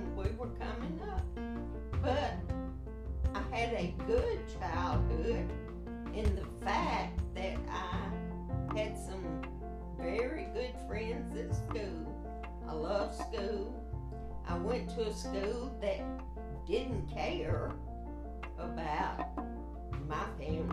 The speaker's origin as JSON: {"language": "English", "town": "Kosciusko", "region": "Mississippi", "country": "United States", "tie": "born or raised there", "said": "I was born in Kosciuszko, Mississippi"}